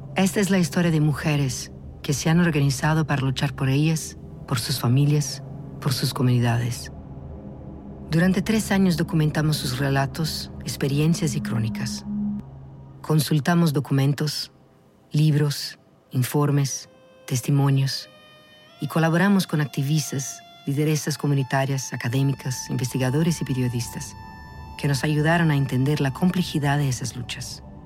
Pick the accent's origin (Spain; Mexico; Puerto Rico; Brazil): Brazil; Spanish is a second language; Yo soy brasileña